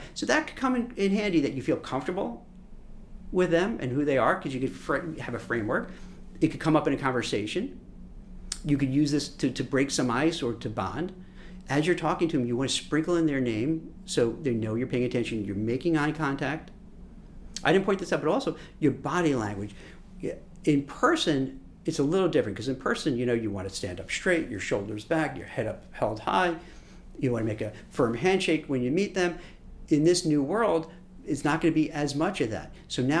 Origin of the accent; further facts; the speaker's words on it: Brooklyn, New York, United States; I grew up in Brooklyn, in New York, way before it was like hipsterish. And you talk really fast. You know, fast talking New Yorker was kind of a cliche, like a stereotype, but it's true.